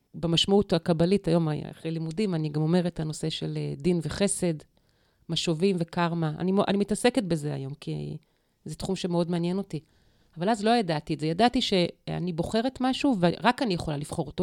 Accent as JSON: {"language": "Hebrew", "area": "Dimona, Kibbutz Ketura/Elot, Mishmar HaNegev", "region": "Southern District", "country": "Israel", "tie": "born or raised there", "also_born_or_lived": "Eilot, Israel", "said": "נולדתי בדימונה, אחר כך עברנו לאלות. באלות ספגתי את, ה... את הרוח"}